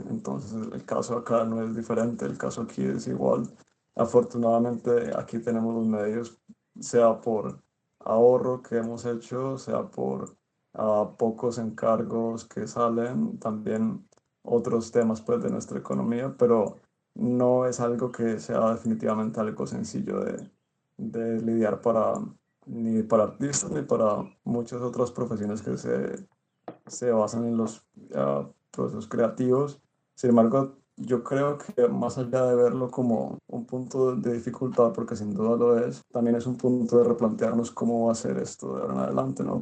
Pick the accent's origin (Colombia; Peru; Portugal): Colombia; Cali, Valle del Cauca; moved away as an adult; now in Izmir, Turkey; soy artista místico de Cali